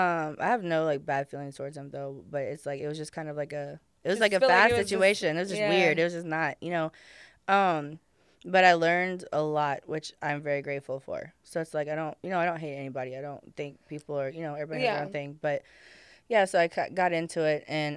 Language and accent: English; Louisiana, United States; now in Houston, United States